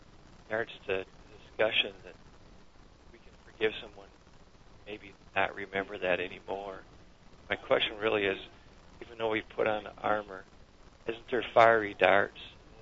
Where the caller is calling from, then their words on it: Lapeer, Michigan, United States; I'm from Lapeer, Michigan.